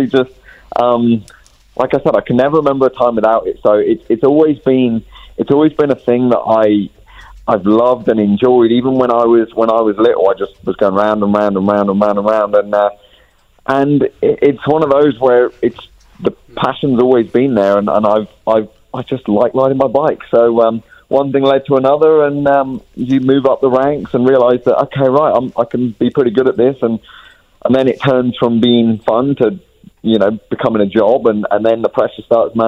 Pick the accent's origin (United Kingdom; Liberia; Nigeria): United Kingdom; England; moved away; I'm from England. I'm from England.